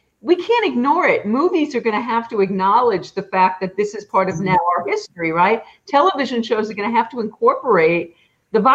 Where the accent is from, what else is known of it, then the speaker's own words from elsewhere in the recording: New York City, New York, United States; also born or lived in Manhattan; I grew up in the Bronx and in Queens.